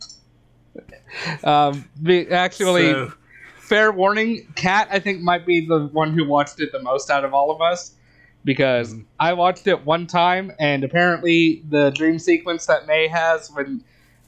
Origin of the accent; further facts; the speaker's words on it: United States; I grew up in America post 9/11